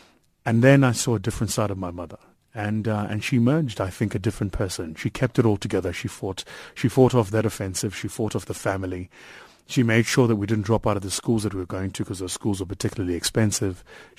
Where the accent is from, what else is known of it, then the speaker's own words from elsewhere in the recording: Watville, Gauteng, South Africa; also born or lived in Benoni; So I come from Watville, raised in Watville, went to a school in Watville called Egukanyeni, which is still there.